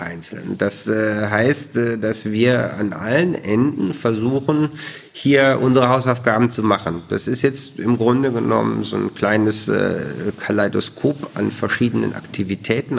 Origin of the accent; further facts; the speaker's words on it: Bielefeld, North Rhine-Westphalia, Germany; moved away; ich bin Bielefelder, lebe da gerne